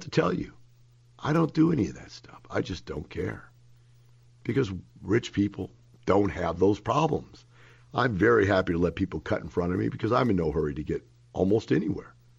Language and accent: English; Florissant, Missouri, United States; moved away; I grew up in Florissant, Missouri. That is one block from Ferguson, Missouri. I grew up in that neighborhood, folks.